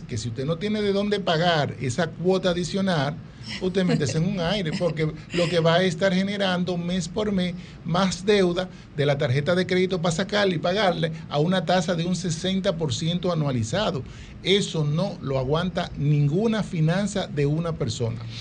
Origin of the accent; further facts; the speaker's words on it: Dominican Republic; somos dominicanos